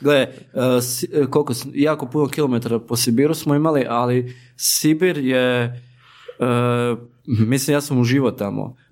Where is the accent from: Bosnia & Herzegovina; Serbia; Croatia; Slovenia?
Croatia; Slavonia; kod nas u Slavoniji